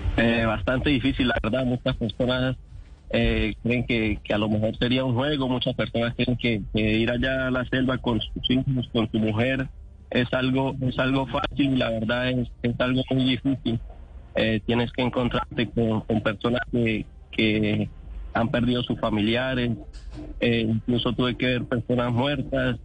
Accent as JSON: {"language": "Spanish", "town": "San Antonio del Táchira", "region": "Táchira", "country": "Venezuela", "moved": "as an adult", "said": "yo soy de San Antonio en Táchira"}